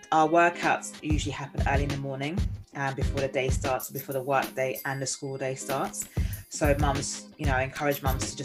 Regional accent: Nigeria; growing up it was very much like, you know, being Nigerian

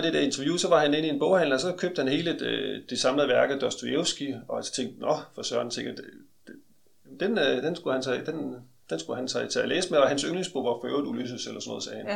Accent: Aarhus, Central Denmark Region, Denmark; Jeg kommer fra Aarhus

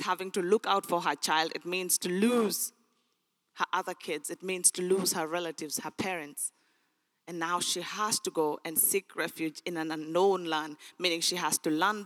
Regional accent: Sudan; English is a second language; moved away; I was born in Sudan

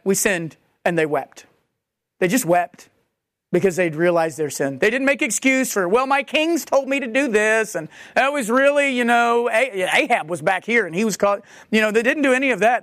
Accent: United States; as American Christians

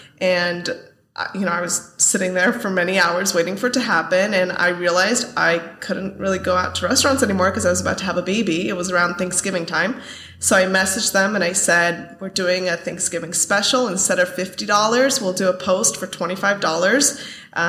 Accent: Bay Area, California, United States; moved away as an adult; now in San Diego, United States; I grew up in the Bay Area.

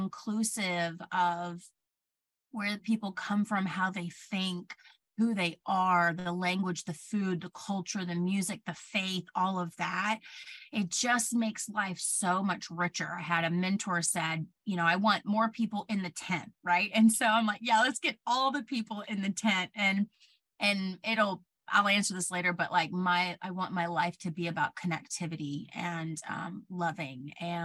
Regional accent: Plant City, Florida, United States; moved away as an adult; also born or lived in New York; I'm from Plant City originally. I grew up in a very small, homogenous town

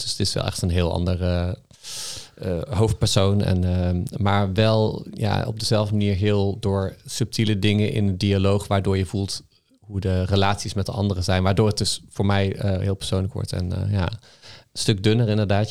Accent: North Brabant, Netherlands; ik kom uit Brabant

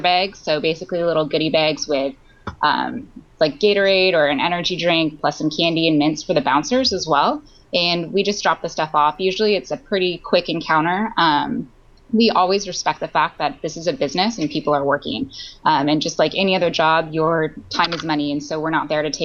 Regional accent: United States; growing up in America

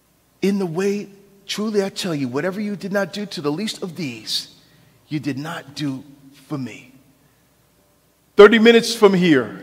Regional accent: New York City, New York, United States; moved away as an adult; also born or lived in Modesto / Oakland; I was born in New York City.

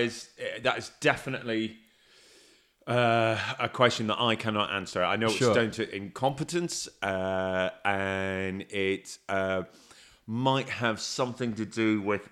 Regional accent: Newtownards, Northern Ireland, United Kingdom; I'm from a place called Newton Arns, which is a word.

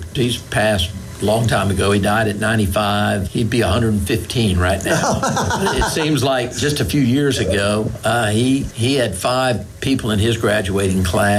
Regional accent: Miami, Florida, United States; moved away; also born or lived in North Carolina; I was born in Miami, Florida.

